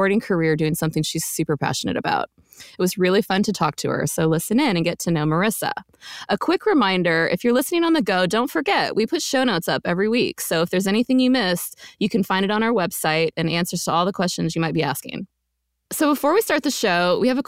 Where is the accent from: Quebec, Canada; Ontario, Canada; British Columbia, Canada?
Quebec, Canada; also born or lived in Arizona / Texas / California; now in near Washington DC, United States; I grew up in Quebec